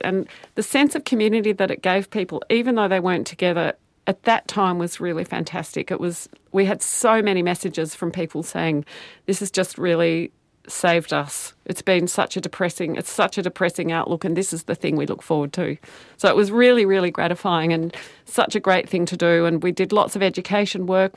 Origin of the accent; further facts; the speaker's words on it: Melbourne, Victoria, Australia; now in Auckland, New Zealand; I grew up in Melbourne.